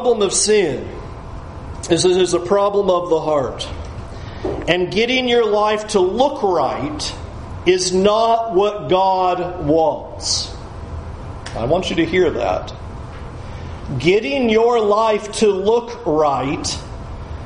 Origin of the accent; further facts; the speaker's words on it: San Diego, California, United States; moved away as an adult; also born or lived in Tampa; I grew up in San Diego